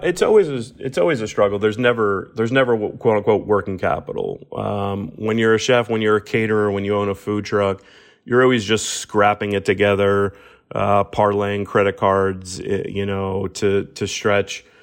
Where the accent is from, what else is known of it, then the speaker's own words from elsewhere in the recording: Miami, Florida, United States; the proud sort of hometown feels for me.